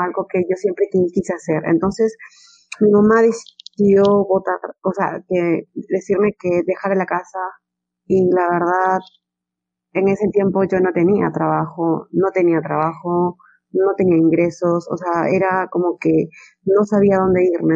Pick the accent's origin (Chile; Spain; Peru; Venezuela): Peru; en mi país, no, Perú es, es un país muy machista